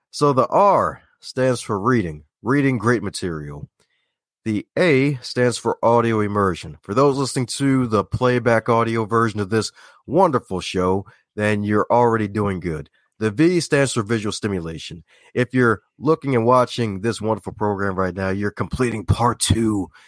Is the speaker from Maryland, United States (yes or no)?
yes; Baltimore, Maryland, United States; Like, you don't sound like you're from Baltimore. Well, that's kind of not true, but true at the same time because a lot of folks from Baltimore don't put the T in there.